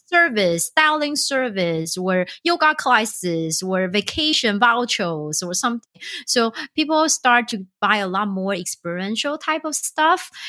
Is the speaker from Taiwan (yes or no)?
yes; Taiwan; moved away; I'm originally from Taiwan